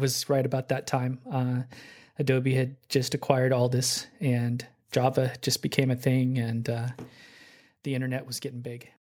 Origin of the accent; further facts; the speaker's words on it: Oklahoma City, Oklahoma, United States; moved away as an adult; now in Seattle, United States; I grew up in Oklahoma City